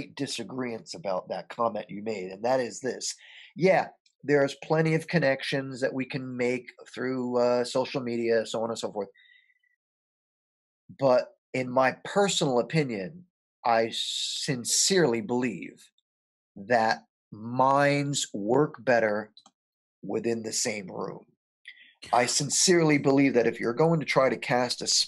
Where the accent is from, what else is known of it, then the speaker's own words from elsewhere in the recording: Paterson, New Jersey, United States; I was born and raised in Paterson, New Jersey